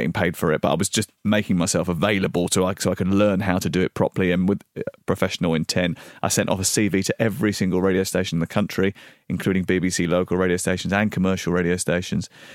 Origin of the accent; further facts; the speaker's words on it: southeast London, United Kingdom; moved away as an adult; also born or lived in Dartford / Orpington / Bromley / Portsmouth; from southeast London. I b, was born in Dartford. I lived in Orpington